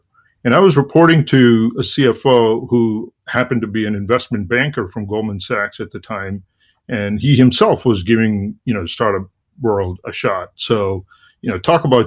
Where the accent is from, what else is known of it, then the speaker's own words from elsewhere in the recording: India; moved away as an adult; also born or lived in Washington, D.C., United States; now in Boston, United States; I'm originally from India, and I came to the United States in the late 80s to get an MBA